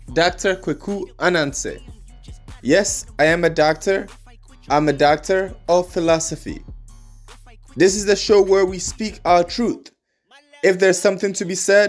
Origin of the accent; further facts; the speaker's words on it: Cameroon; I'm from Cameroon